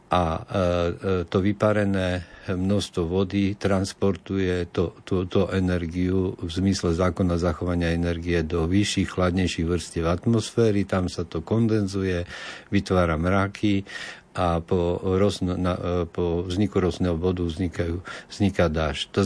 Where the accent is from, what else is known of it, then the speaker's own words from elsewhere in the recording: Košice, Košice Region, Slovakia; Ja, ja som z Košic